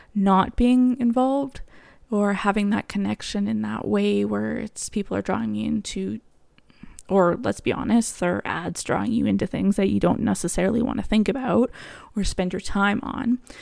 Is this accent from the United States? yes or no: no; Canada; also born or lived in Alberta; I am Canadian, so I live in Alberta.